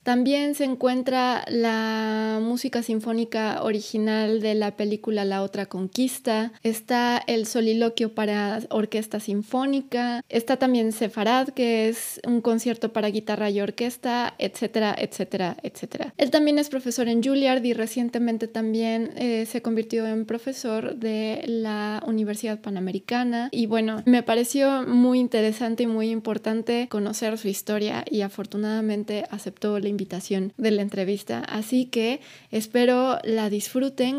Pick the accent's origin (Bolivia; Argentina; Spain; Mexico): Mexico; Atizapán de Zaragoza, State of Mexico; Ciudad de México, de donde yo soy también